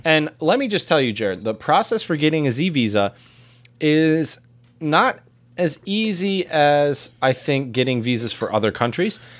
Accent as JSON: {"language": "English", "country": "United States", "said": "as an American"}